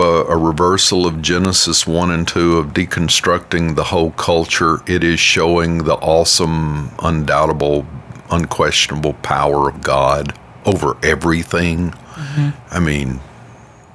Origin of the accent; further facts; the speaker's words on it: Louisiana, United States; We're from Louisiana